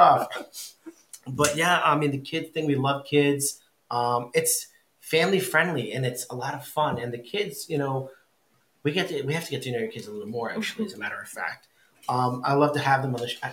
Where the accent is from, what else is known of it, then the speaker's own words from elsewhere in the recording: Westbrook, Connecticut, United States; I grew up in Westbrook